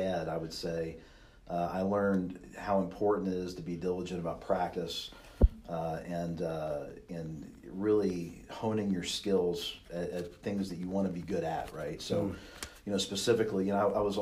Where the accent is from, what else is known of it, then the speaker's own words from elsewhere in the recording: Kentucky, United States; I grew up in Kentucky